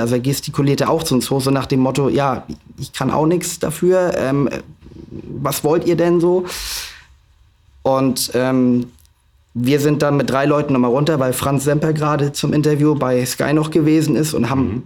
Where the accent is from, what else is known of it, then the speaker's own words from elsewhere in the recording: Flensburg, Schleswig-Holstein, Germany; meine Heimatstadt Flensburg